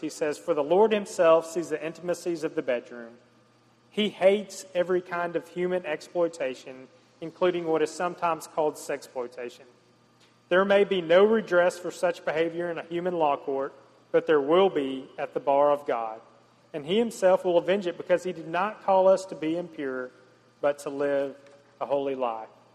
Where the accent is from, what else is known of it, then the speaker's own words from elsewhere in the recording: the South, United States; growing up in the South and the Bible Belt